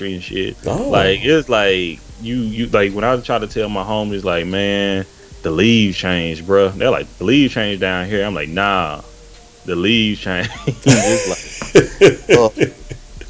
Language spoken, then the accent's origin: English; Tyler, Texas, United States; moved away as an adult; also born or lived in Houston, Texas; now in Seattle, United States; I'm initially from East Texas. I'm from Tyler, Texas.